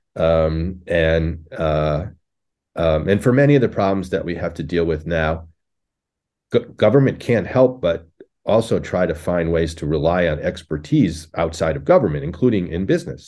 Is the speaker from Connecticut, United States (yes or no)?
yes; Connecticut, United States; now in Buffalo, United States; I grew up in Connecticut in a suburb